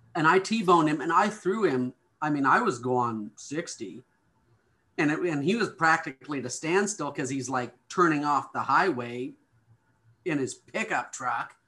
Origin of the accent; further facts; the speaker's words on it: Montana, United States; moved away; growing up in Montana, there, there was just a different attitude here